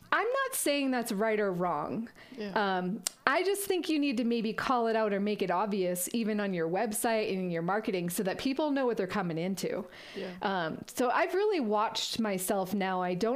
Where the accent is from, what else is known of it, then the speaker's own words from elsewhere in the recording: Massachusetts, United States; moved away as an adult; also born or lived in Vermont; now in Colorado, United States; I grew up in Massachusetts